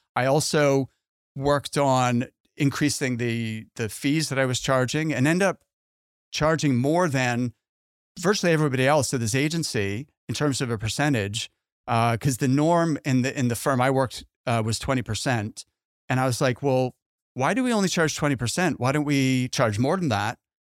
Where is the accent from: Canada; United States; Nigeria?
Canada; Halifax, Nova Scotia; my hometown in Halifax